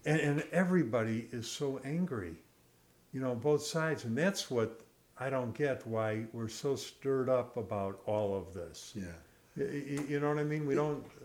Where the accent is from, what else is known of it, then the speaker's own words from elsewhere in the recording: Chicago, Illinois, United States; growing up in Chicago, going to a Cubs Cardinal game